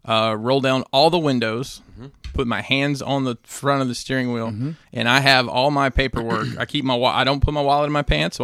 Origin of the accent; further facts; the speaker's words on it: Alabama, United States; I'm from Alabama.